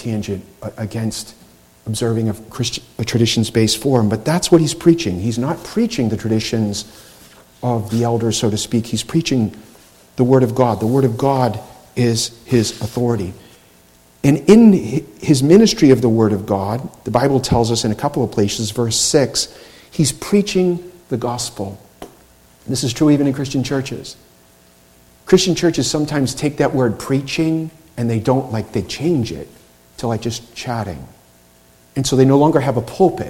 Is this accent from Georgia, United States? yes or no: no; Boston, Massachusetts, United States; I grew up in Boston